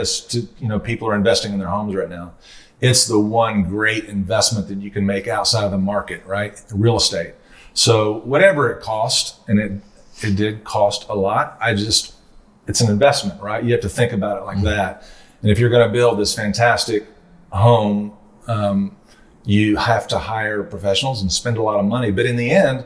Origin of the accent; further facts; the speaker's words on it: Little Rock, Arkansas, United States; when I was growing up in Little Rock